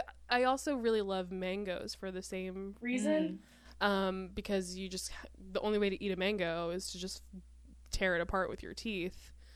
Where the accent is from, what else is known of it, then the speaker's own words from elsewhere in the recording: Indiana, United States; now in Los Angeles, United States; I'm from Indiana. We're both from Indiana. I didn't go to B-dubs regularly until I moved